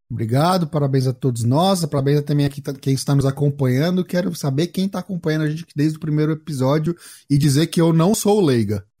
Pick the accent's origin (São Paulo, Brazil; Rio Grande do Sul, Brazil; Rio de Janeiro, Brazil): São Paulo, Brazil; sou aqui de São Paulo, capital